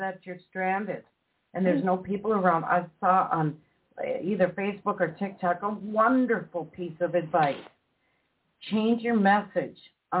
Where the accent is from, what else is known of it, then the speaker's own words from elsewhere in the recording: Minnesota, United States; moved away; We come from Minnesota. We're rather cavalier when it comes to cold, icy roads, lots of snow.